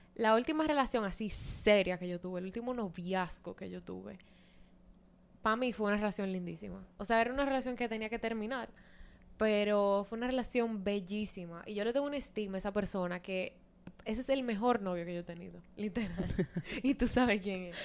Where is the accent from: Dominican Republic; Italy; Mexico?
Dominican Republic; Santo Domingo; moved away; en Santo Domingo, que es de donde yo soy